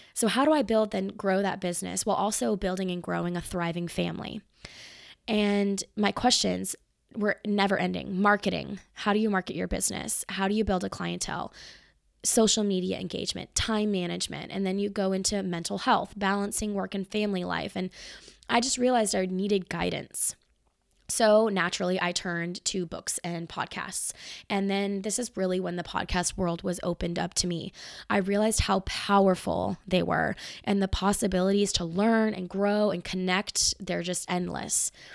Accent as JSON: {"language": "English", "town": "Marietta", "region": "Georgia", "country": "United States", "tie": "born or raised there", "lives_now": "Atlanta, United States", "said": "I was born in Marietta, which is not far from where I live now, Marietta, Georgia"}